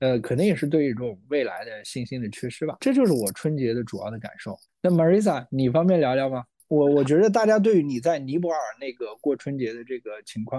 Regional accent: China; 就我们中国人呢过这个元旦

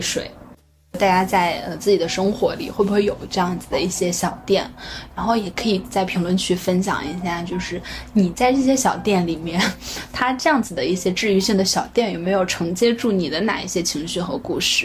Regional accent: northern China, China; moved away; 作为一个北方人，我就是非常喜欢吃面

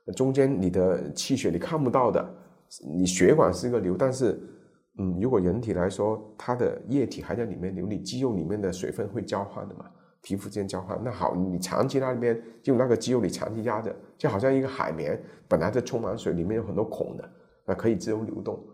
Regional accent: Guangzhou, Guangdong, China; 我是广州人，家在广州

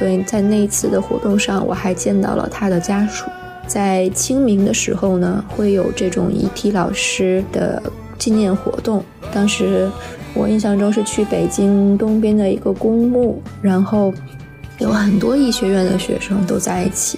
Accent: Beijing, China; 毛书记好，我是你的一位热心听众，我来自北京，我是一名医生。

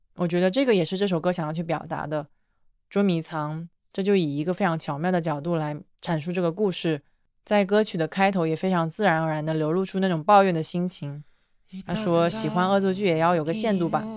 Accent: southeast coast, China; moved away; 我也是出生在东南沿海一个城市的人

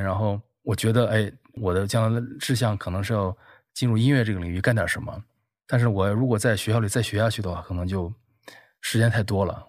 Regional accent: Beijing, China; 我跟有在都是北京长大的小孩儿

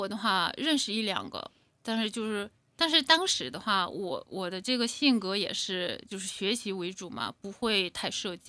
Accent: China; now in Toronto, Canada; 就感觉虽然我是中国人，但是我还是有那么多中国的文化呀，什么还有没有体验过嘛？那我诶现在多伦多我可以体验到这些

